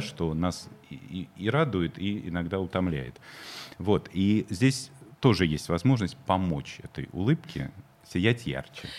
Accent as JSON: {"language": "Russian", "region": "Moscow", "country": "Russia", "said": "я тоже москвич"}